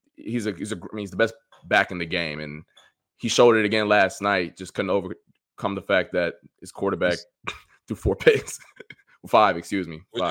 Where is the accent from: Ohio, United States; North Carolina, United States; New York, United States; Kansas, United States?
Ohio, United States; Cleveland; moved away; I'm from I'm from Cleveland